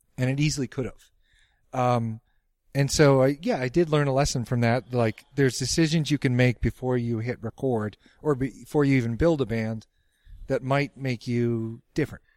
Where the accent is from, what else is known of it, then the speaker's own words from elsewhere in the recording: Dedham, Massachusetts, United States; my hometown of Dedham, Mass.